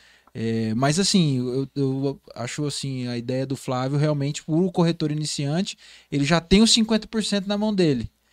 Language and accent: Portuguese; Porto Velho, Rondônia, Brazil; eu fui criado no Bairro Novo, né? Eu sou cria do Bairro Novo.